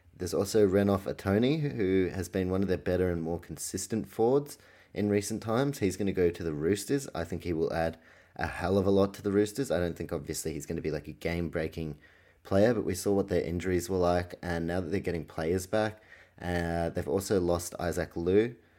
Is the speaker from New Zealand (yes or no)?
yes; New Zealand; I was born in New Zealand, grew up